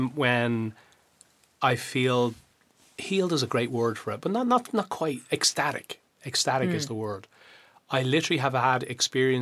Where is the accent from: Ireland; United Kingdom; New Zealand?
Ireland; also born or lived in Westmeath; now in United States; we're just Irish. We've always been Irish and all our family is Irish